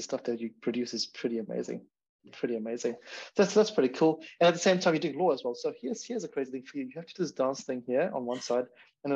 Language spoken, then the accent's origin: English; Zimbabwe; moved away; I'm from Zimbabwe as well